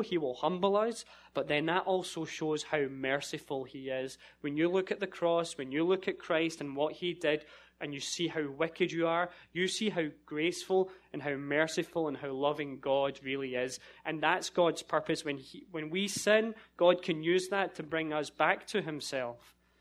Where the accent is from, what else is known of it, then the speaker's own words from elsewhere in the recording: Scotland, United Kingdom; moved away as an adult; I'm from Scotland